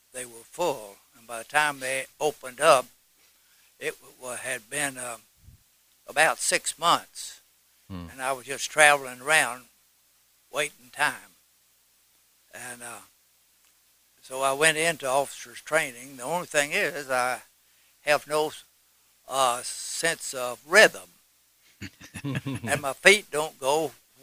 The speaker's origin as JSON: {"language": "English", "town": "Knoxville", "region": "Tennessee", "country": "United States", "tie": "born or raised there", "said": "from East Tennessee here. I was born in Knoxville and lived within 50 miles of here all my life"}